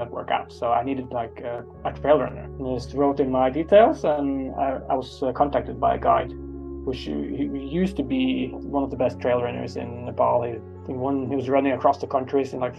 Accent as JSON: {"language": "English", "region": "Oslo", "country": "Norway", "tie": "born or raised there", "also_born_or_lived": "Trondheim", "said": "I'm from Oslo. So I'm born and raised in the capital."}